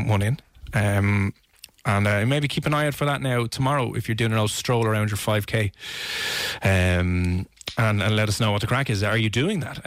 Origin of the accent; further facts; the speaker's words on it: Ireland; as Irish people